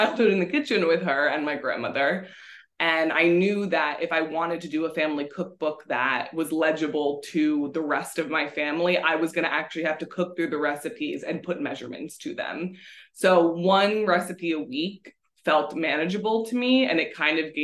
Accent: New Jersey, United States; also born or lived in Livingston, New Jersey / East Hanover, New Jersey / Chester, New Jersey; we moved to Chester when I was 9. We moved from East Hanover, New Jersey

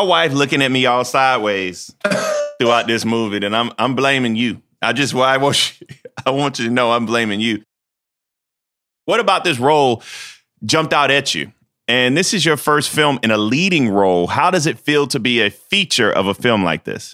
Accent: Denmark, South Carolina, United States; As a kid from the big city of Denmark, South Carolina, where I got three stoplights and a blinking light

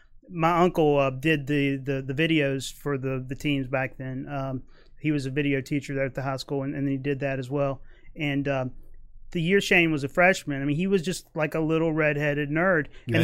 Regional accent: Fairlawn, Virginia, United States; I grew up in Fairlawn.

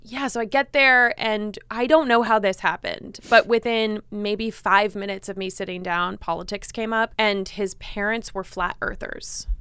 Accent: Los Angeles, California, United States; I'm also from L

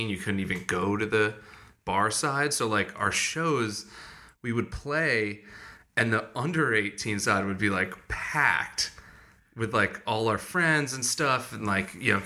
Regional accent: Madison, Connecticut, United States; moved away; From near New Haven, a town called Madison

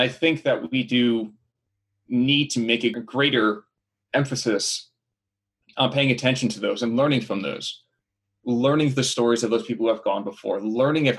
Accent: New Jersey, United States; I am born and raised in New Jersey.

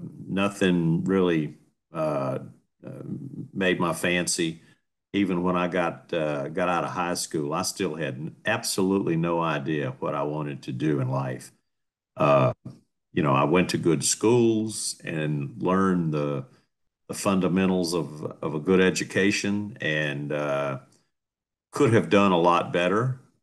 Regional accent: New Orleans, Louisiana, United States; also born or lived in Baton Rouge; Oh, I was born in Baton Rouge, and we lived there, another probably a year after I was born. And then my dad took a job out of New Orleans, and we moved down there.

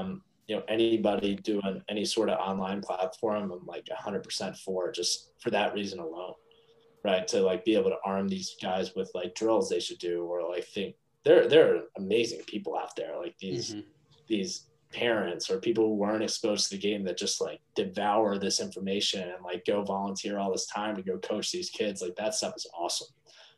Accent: East Meadow, New York, United States; Yeah. I'm from East Meadow originally.

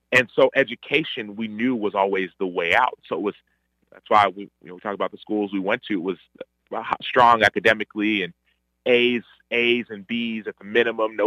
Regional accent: Dallas, Texas, United States; also born or lived in Chicago; they moved to Texas, and my other sister was born in Texas, in Dallas, and I was born in Dallas as well.

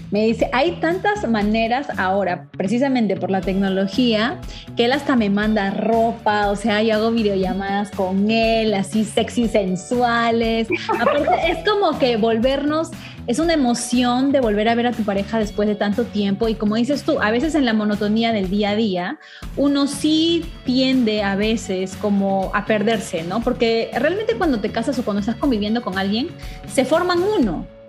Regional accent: Trujillo, La Libertad, Peru; las norteñas como yo, de Trujillo

